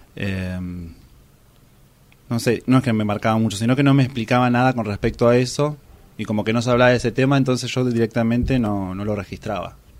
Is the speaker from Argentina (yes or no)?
yes; Luján, Buenos Aires Province, Argentina; de Luján, Buenos Aires, Argentina